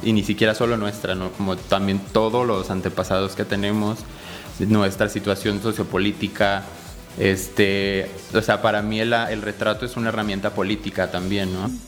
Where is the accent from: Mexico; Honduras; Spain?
Mexico; Mexico City; now in Querétaro, Mexico; yo nací en la Ciudad de México, pero llevo radicando aquí en Querétaro alrededor de 18 años